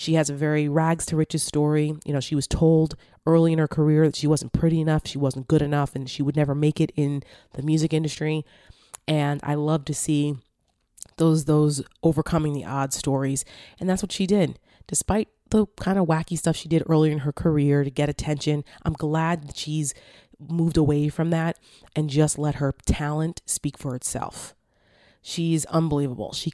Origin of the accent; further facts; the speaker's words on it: New Jersey, United States; I'm from Jersey